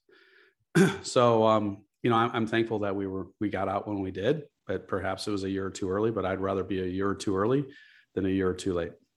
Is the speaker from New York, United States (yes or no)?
no; Chicago, Illinois, United States; I'm from Chicago. I grew up here.